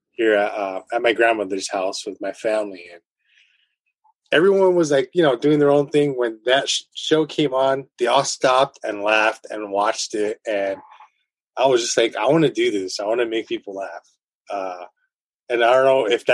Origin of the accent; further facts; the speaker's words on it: Los Angeles, California, United States; I'm from Boyle Heights, East LA. So I grew up with all the murals